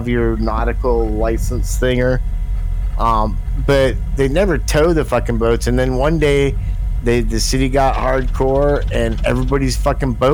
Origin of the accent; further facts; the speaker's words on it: California, United States; my hometown in California